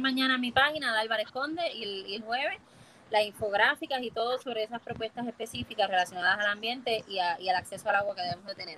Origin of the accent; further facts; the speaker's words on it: Puerto Rico; moved away; de la misma forma que me fui de Puerto Rico, volví para cambiar esto